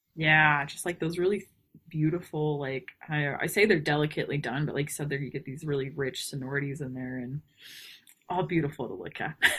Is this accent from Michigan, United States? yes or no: no; New Braunfels, Texas, United States; moved away; also born or lived in Houston, Texas / Montana; I am actually originally from Texas. Um, I was born in Houston. Um, lived outside of New Braunfels when I was a kid.